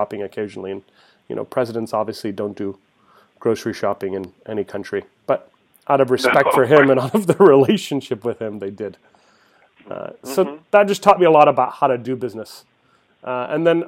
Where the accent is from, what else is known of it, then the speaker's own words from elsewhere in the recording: Mesa, Arizona, United States; I grew up in Mesa, Arizona, the son of immigrants.